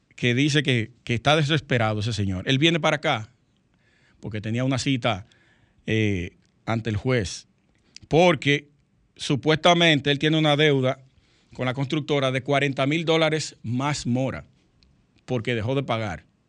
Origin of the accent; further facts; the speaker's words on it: Dominican Republic; somos dominicanos